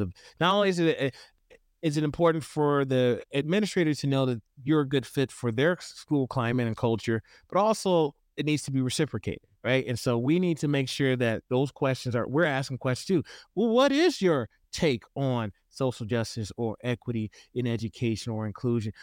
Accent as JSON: {"language": "English", "town": "Houston", "region": "Texas", "country": "United States", "tie": "born or raised there", "moved": "yes", "lives_now": "Idaho, United States", "said": "I grew up in the South originally, I'm from Houston"}